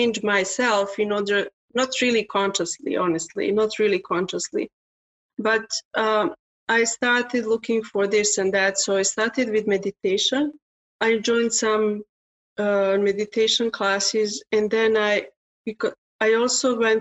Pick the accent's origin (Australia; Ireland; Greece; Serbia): Serbia; English is a second language; now in Canada; Originally, I'm from Serbia, but I'm living in Canada since 1994